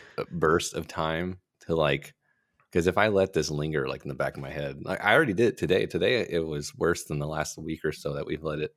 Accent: Texas, United States; You know, but if you ask, I'll tell you I'm from Texas, not America.

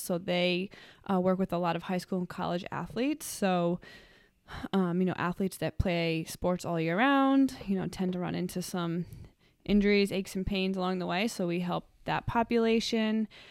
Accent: Cranston, Rhode Island, United States; I am from Cranston, Rhode Island. I went to Cranston High School West for high school

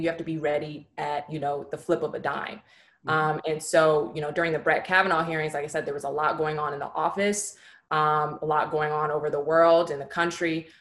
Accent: San Francisco, California, United States; moved away as an adult; also born or lived in Los Angeles, California; I'm originally from San Francisco, California

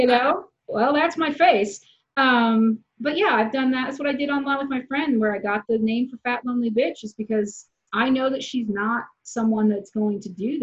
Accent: Midwest, United States; I grew up in the Midwest

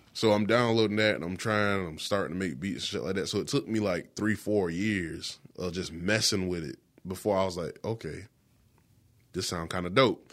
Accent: Florence, South Carolina, United States; I'm from West Florence

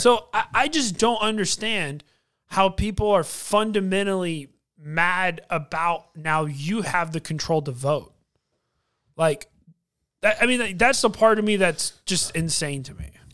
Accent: United States; as a American

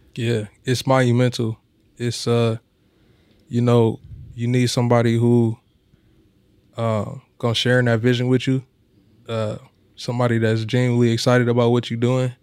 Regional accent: Omaha, Nebraska, United States; we born and raised in Omaha

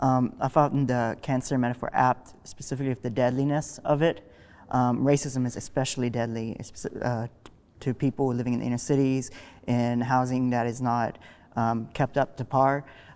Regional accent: Tennessee, United States; I'm originally from Sumner County.

